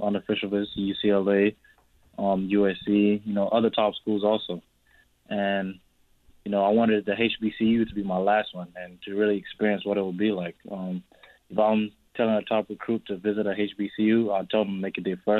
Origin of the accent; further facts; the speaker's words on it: Australia; also born or lived in South Sudan / Canada; now in United States; I'm South Sudanese, you know. I grew up in Australia.